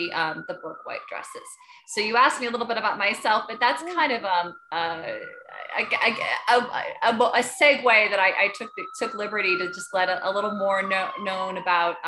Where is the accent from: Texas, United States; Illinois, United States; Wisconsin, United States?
Wisconsin, United States; Beaver Dam; I grew up in Beaver Dam